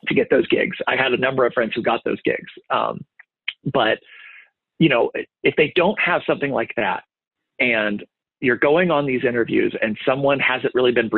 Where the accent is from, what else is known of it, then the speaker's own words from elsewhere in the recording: Ohio, United States; also born or lived in Texas; now in Columbus, United States; I'm from Ohio. My wife's family's from Ohio.